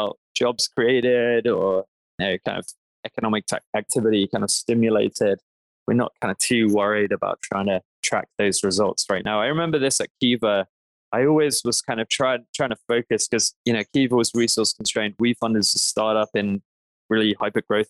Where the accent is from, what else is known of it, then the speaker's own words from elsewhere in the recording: London, United Kingdom; I grew up in London